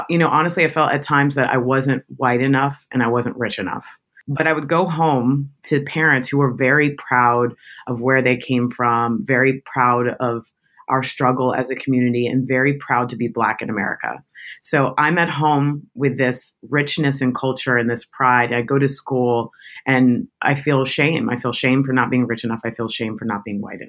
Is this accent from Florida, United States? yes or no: yes; Tampa, Florida, United States; also born or lived in Michigan; now in New York City, United States; I'm from Tampa, Florida, which is the South